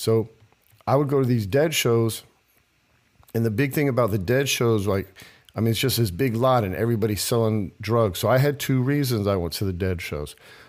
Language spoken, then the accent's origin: English; Lemoore, California, United States; born there; Yeah, I was born in Lemoore. Lemoore is actually out in the desert. They call it the Central Coast. It's between L.A. and San Diego.